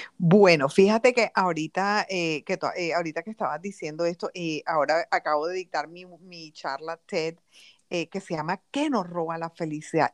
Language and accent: Spanish; Barranquilla, Atlántico, Colombia; also born or lived in London, United Kingdom; soy colombiana del alma, siempre he vivido en Colombia